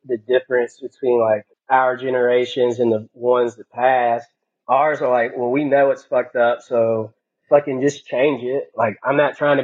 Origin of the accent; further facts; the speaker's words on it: Mobile, Alabama, United States; I'm from fucking Mobile, Alabama.